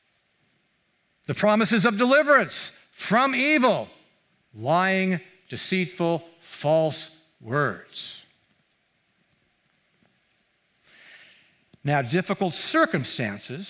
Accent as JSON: {"language": "English", "town": "Mountain View", "region": "California", "country": "United States", "tie": "born or raised there", "said": "I grew up here in Mountain View"}